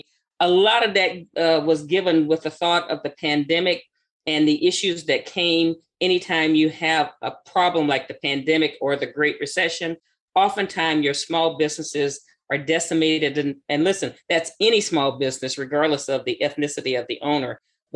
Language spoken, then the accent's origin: English; the South, United States; So when I think of segregation, first thing that comes to mind, growing up in the South, is separation.